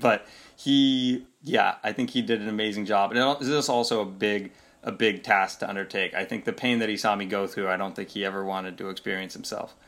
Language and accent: English; Seattle, Washington, United States; I grew up in Seattle, Washington